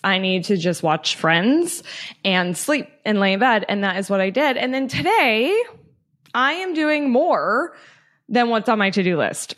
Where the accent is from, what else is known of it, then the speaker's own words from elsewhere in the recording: Loveland, Colorado, United States; moved away as an adult; also born or lived in Denver, Colorado; I'm from Loveland, Colorado, uh, born and raised, lived twenty-four years in northern Colorado